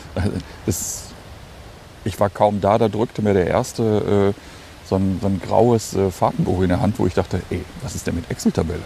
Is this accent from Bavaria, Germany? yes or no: no; Hagen, North Rhine-Westphalia, Germany; moved away; in meiner Heimatstadt Hagen, ah. also in meiner alten Heimatstadt Hagen